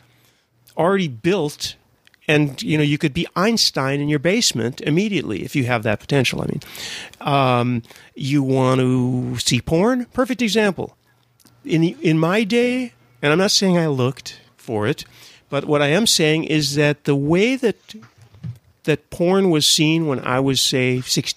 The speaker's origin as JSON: {"language": "English", "country": "United States", "tie": "born or raised there", "said": "I grew up in America, too"}